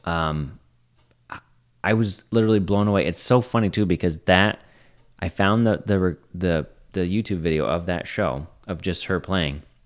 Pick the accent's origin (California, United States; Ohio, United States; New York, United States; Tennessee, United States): New York, United States; North Country; growing up in the North Country